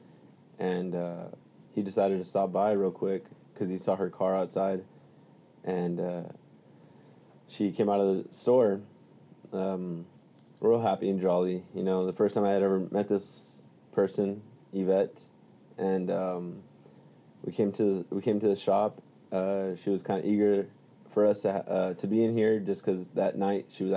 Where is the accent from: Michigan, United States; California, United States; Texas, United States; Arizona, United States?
Texas, United States; Weslaco; I'm here from Wesco, Texas